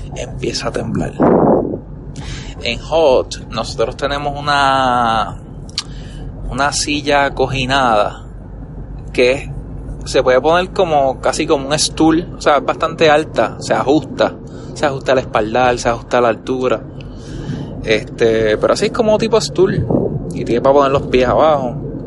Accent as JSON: {"language": "Spanish", "country": "Puerto Rico", "said": "como buen boricua"}